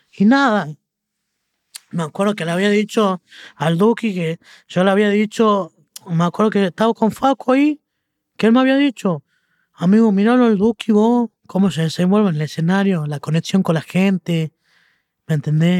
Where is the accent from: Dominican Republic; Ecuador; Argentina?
Argentina; siendo argentino